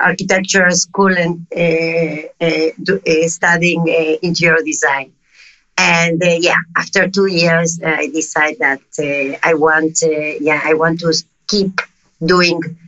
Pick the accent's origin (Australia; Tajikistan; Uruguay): Uruguay; accent: South American; English is a second language; moved away; also born or lived in Madrid, Spain / Tel Aviv, Israel; I'm South America. I don't know if you noticed by my accent. No, it's obvious. I was born in Uruguay.